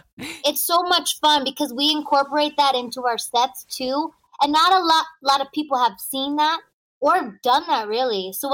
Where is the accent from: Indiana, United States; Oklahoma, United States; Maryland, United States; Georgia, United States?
Maryland, United States; Baltimore; also born or lived in Washington, D.C. suburbs; we grew up in Baltimore, but we moved